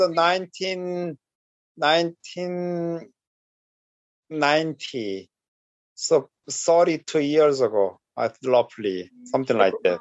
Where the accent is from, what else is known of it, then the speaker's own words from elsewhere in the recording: South Korea; English is a second language; moved away; in Korea, I was lucky because uh, my elementary school was kind of like a, uh, uh, earlier one who accept teaching English to students